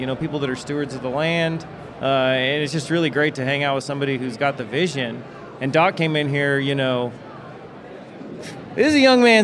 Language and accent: English; Arcata, California, United States; I was born in my backyard in Arcata, which is in Humboldt County, to two undergraduate students at Humboldt State